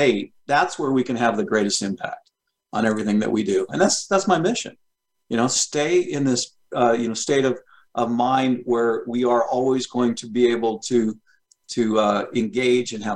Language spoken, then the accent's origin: English; Colorado, United States; I'm from Colorado, and what I love about, you know, living where I live is being in the mountains